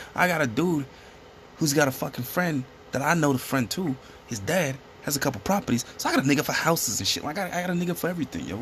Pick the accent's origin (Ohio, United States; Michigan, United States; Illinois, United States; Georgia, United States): Illinois, United States; Chicago; We're a podcast from the South Side of Chicago